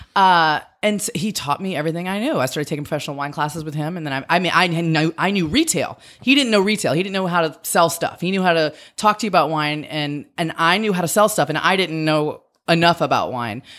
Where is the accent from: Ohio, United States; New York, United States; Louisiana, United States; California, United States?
Louisiana, United States; Metairie; also born or lived in North Shore, Louisiana / Lafayette, Louisiana; I grew up outside of New Orleans. I, when I was a kid, I lived in Metairie, and then we lived on the North Shore